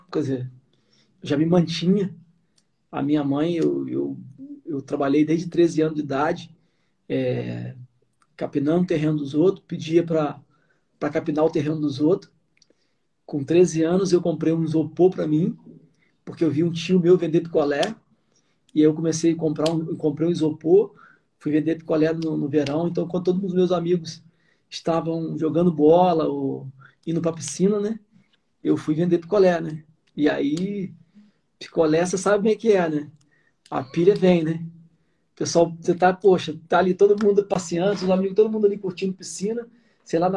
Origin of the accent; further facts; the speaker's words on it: Sumidouro, Rio de Janeiro, Brazil; É, eu nasci em Sumidouro, né? Eu tive uma, uma, uma infância toda em Sumidouro, dos meus primeiros anos de vida.